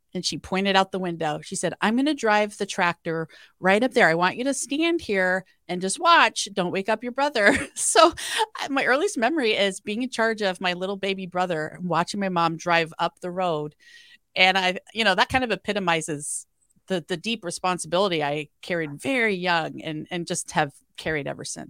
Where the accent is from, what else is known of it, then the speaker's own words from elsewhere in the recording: Iowa, United States; my dad was an alcoholic and my parents are farmers and I'm from Iowa.